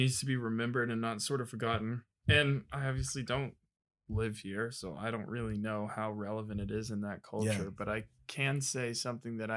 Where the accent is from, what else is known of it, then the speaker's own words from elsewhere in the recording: North Georgia, United States; I'm from North Georgia